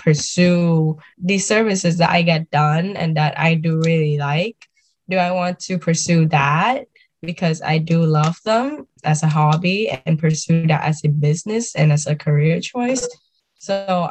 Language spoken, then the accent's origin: English; Vietnam; now in United States; growing up in Vietnam and moving here